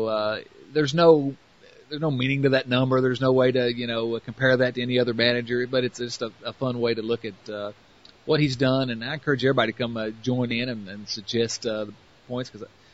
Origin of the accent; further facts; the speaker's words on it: the South, United States; accent: southern; listen to my ridiculous southern accent